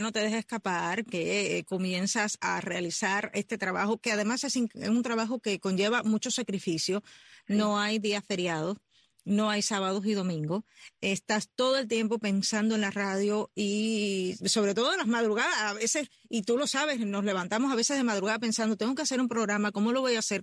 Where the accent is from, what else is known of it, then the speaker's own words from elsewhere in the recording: central Cuba, Cuba; moved away; tú vienes de, del centro de la isla, igual que yo